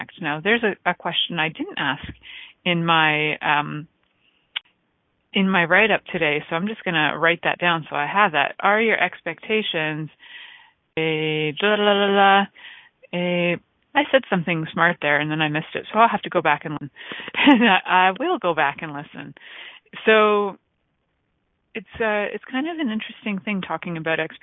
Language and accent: English; New York City, New York, United States; accent: Bronx; my accent would go to Bronx for sure